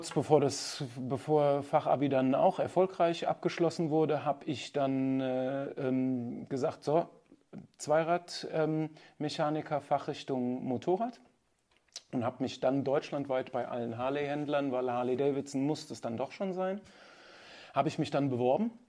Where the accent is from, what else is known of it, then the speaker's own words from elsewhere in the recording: Nigeria; ich bin in Nigeria aufgewachsen. Meine Eltern sind mit mir, als ich zwei Jahre alt war, nach Nigeria gegangen.